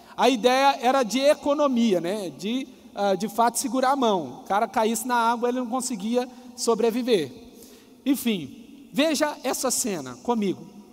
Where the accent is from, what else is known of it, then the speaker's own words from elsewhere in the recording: Coronel Fabriciano, Minas Gerais, Brazil; Eu sou mineiro. Se você pegar de Coronel Fabriciano, que é a cidade que eu nasci